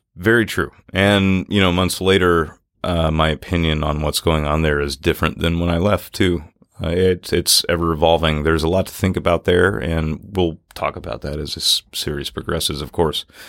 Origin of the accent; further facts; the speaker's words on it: Natchez, Mississippi, United States; growing up in Natchez, Mississippi